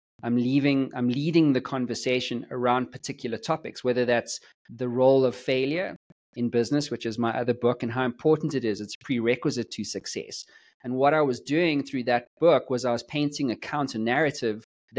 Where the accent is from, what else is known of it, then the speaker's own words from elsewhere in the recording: South Africa; I'm from South Africa